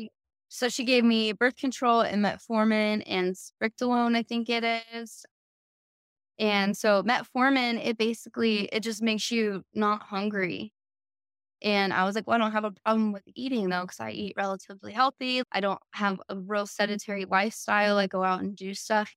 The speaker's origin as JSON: {"language": "English", "town": "El Paso", "region": "Texas", "country": "United States", "tie": "born or raised there", "also_born_or_lived": "Colorado", "moved": "yes", "lives_now": "Austin, United States", "said": "I grew up in El Paso"}